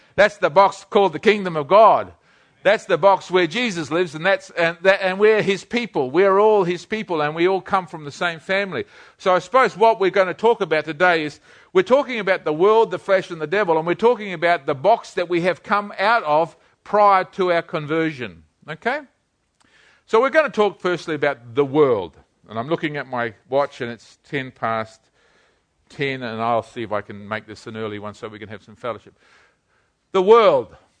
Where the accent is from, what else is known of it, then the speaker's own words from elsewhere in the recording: New Zealand; I'm a Kiwi.